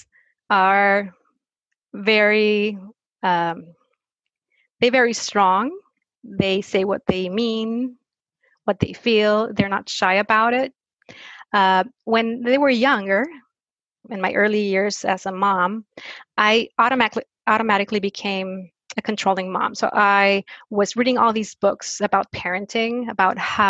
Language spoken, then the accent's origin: English; Mexico; I was born and raised in Mexico